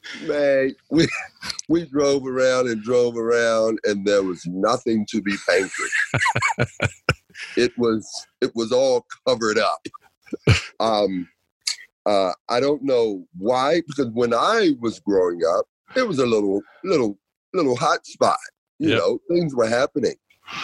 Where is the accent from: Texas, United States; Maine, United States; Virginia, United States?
Virginia, United States; Danville; now in Australia; Oh, mate. Well, I recently went back to Danville, Virginia.